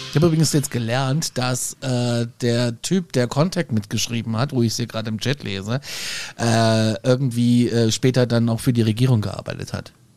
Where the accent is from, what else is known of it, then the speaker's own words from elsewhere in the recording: Germany; bei uns in Deutschland